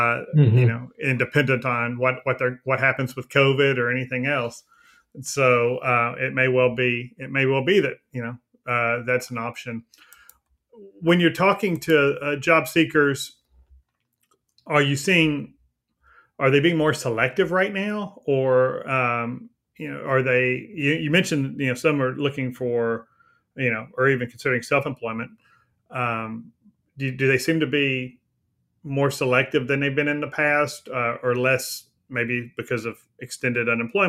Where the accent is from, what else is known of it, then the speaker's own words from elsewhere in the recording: Texas, United States; I'm from Texas